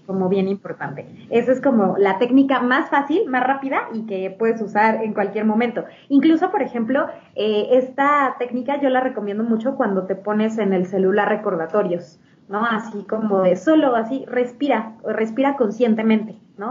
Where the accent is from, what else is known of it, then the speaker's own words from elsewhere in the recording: Mexico City, Mexico; also born or lived in Spain; Soy de Ciudad de México. Aquí he vivido, pues, prácticamente toda mi vida, excepto por una temporada que viví en España